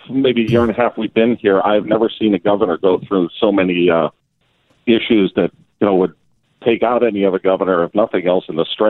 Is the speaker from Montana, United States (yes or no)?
yes; Great Falls, Montana, United States; moved away as an adult; also born or lived in Bozeman, Montana / Lewistown, Montana; now in Hawaii, United States; I was born in Bozeman and raised in Great Falls and Lewistown.